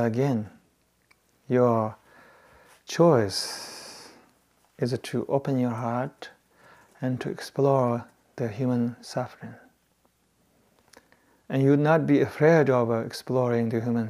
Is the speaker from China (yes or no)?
yes; Tibet, China; moved away; I grew up in Tibet